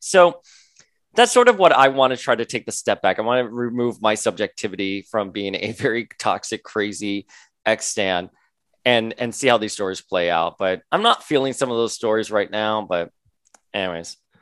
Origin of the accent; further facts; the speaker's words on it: Florida, United States; I grew up in Florida